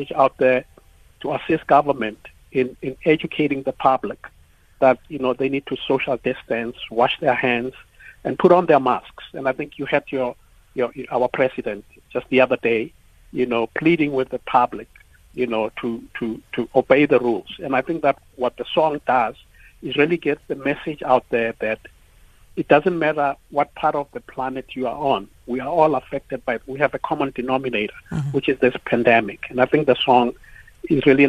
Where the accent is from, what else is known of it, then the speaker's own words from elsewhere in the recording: South Africa; as South Africans